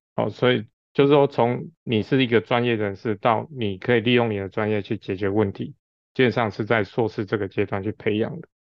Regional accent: Taiwan; 我们台湾是一个小岛型的国家

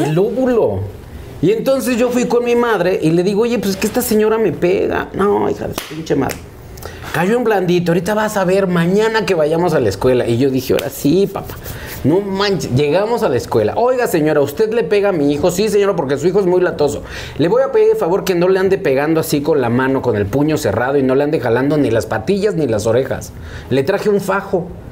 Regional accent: Mexico City, Mexico; Ocho años, mis primeros ocho años yo viví ahí. Y de ahí nos mudamos eh, a Villacuapa

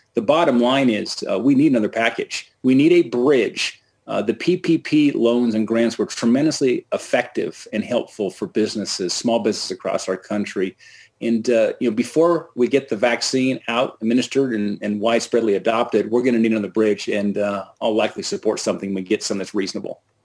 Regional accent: Bozeman, Montana, United States; my hometown of Bozeman, Montana.

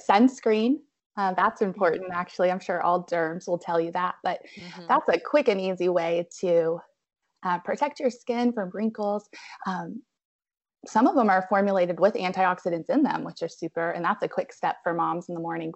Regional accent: Abingdon, Virginia, United States; moved away as an adult; also born or lived in Roanoke, Virginia; now in Asheville, United States; I'm originally from Abingdon, Virginia, so Southwest Virginia

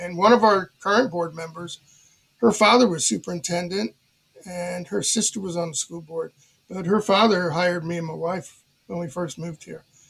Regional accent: Miami, Florida, United States; moved away as an adult; now in Wauchula, United States; I grew up in Miami

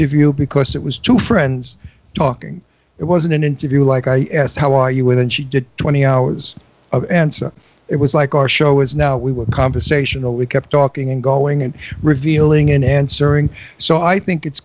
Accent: New York City, New York, United States; moved away; I come from Brooklyn where everybody screamed

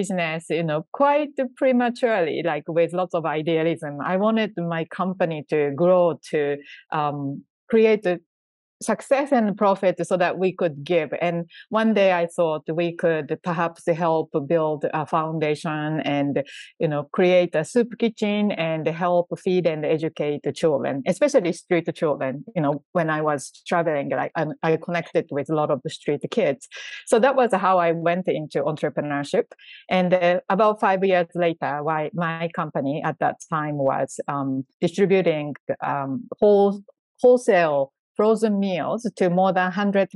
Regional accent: Japan; I was born in Japan and grew up in Japan

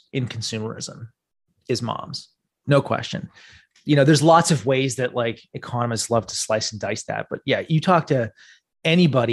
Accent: Canada; the problem with being Canadian

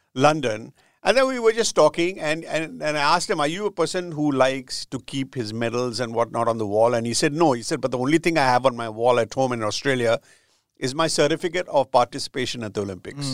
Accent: India; growing up in India

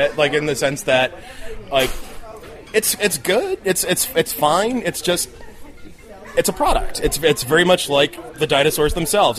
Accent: New Jersey, United States; I grew up in Jersey

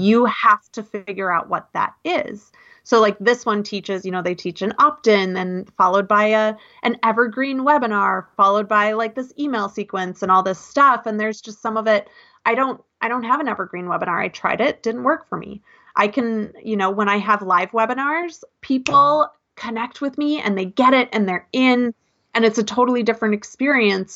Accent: Minneapolis, Minnesota, United States; moved away as an adult; also born or lived in North Dakota / Seattle; I grew up in Minneapolis

